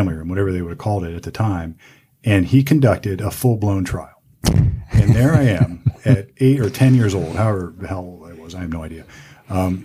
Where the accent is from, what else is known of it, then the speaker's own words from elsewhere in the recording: Sunbury, Ohio, United States; born and bred in Central Ohio in a town. I went to high school in Sunbury.